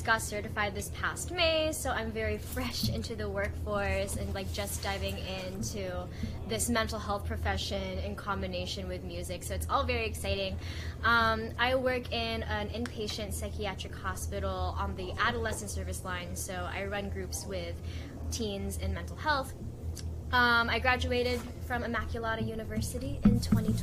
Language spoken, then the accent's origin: English; Maryland, United States; also born or lived in Philippines; I immigrated to the US, to Maryland, when I was 2 years old